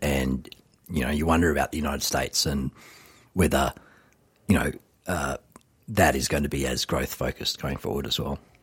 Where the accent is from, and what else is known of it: Australia